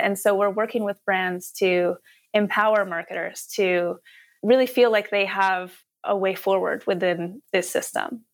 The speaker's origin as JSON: {"language": "English", "country": "Canada", "said": "I'm Canadian"}